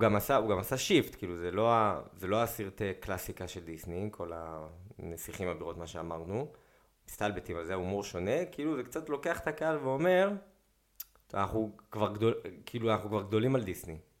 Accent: Israel; אמרתי לו, "ישראל."

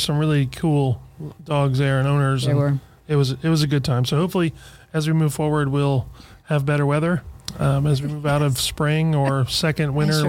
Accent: Xenia, Ohio, United States; I grew up in Xenia.

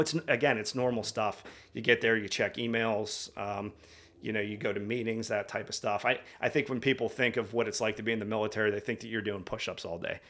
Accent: outside Pittsburgh, Pennsylvania, United States; I, uh, grew up in the, I'm gonna sit, call it the sticks, about thirty minutes outside of, uh, Northeast Pittsburgh

